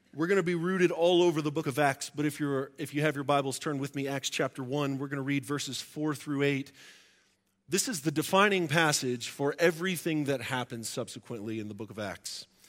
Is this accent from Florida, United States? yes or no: yes; Florida, United States; moved away; also born or lived in Tulsa, Oklahoma; I grew up in Florida